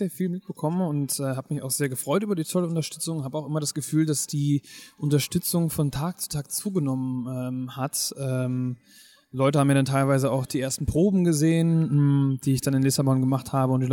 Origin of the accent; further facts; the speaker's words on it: Schleswig-Holstein, Germany; Kieler Woche ist einfach etwas, was ich als Kind schon immer geliebt habe. Ich komme hier aus der Gegend und ich glaube, wir waren gefühlt jedes Jahr auf der Kieler Woche